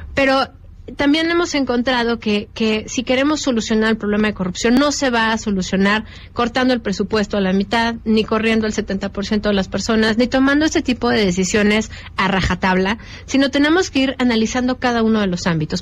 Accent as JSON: {"language": "Spanish", "country": "Mexico"}